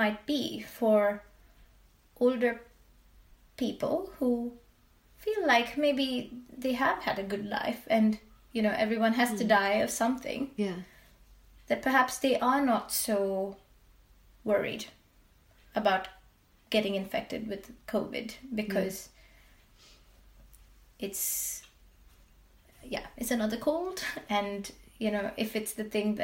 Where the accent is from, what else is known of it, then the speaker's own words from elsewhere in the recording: India; now in Sweden; I grew up in India